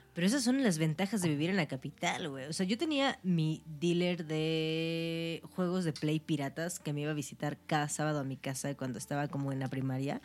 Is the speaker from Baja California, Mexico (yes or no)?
no; Orizaba, Veracruz, Mexico; now in Mexico City, Mexico; en Orizaba, que es de donde yo soy